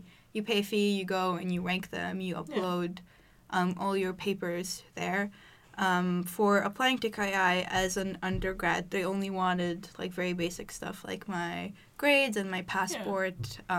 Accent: Egypt; moved away as an adult; now in Stockholm, Sweden; I'm from Egypt, and I moved here when I started studying, so basically I've been living in Sweden for like 2.5 years now.

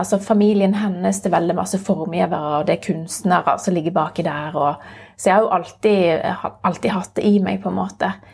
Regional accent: Florø, Vestland, Norway; now in Stavanger, Norway; kom opprinnelig fra Florø, en liten eh, by helt med kysten.

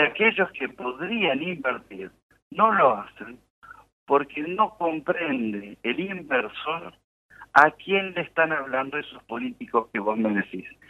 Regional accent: Argentina

